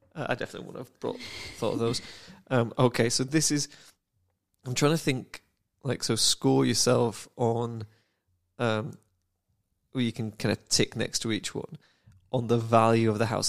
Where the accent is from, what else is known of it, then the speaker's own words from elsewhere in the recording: United Kingdom; I'm British